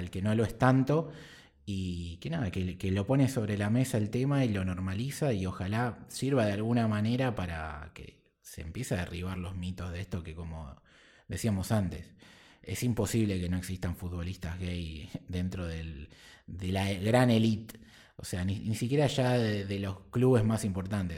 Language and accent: Spanish; Argentina; nosotros como argentinos